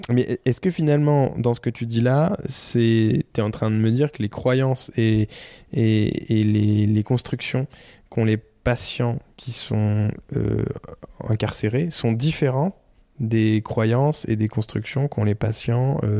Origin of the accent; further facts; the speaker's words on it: Normandy, France; par chez moi en Normandie